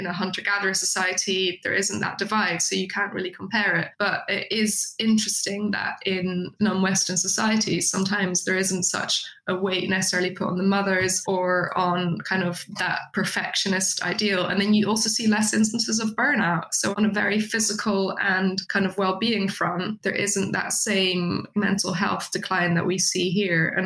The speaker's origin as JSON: {"language": "English", "country": "Netherlands", "moved": "yes", "lives_now": "United Kingdom", "said": "I'm from the Netherlands originally"}